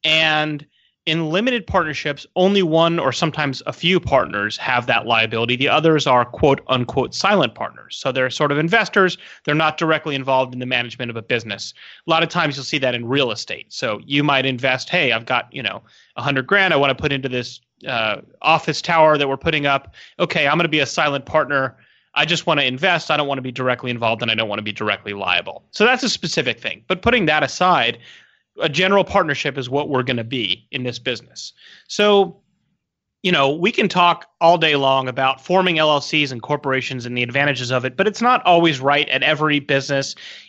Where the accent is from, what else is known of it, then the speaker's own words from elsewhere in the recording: San Diego, California, United States; And, you know, I'm from San Diego, so yummy.